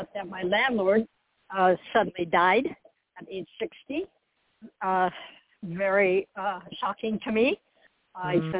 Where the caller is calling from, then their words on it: Florida, United States; I'm also calling from Florida.